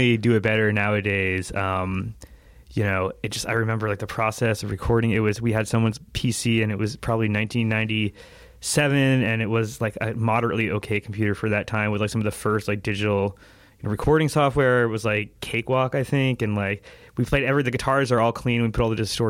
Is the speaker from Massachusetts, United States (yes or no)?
yes; Cape Cod, Massachusetts, United States; I'm from Cape Cod. We played mostly in various basements in the Nauset Regional School District.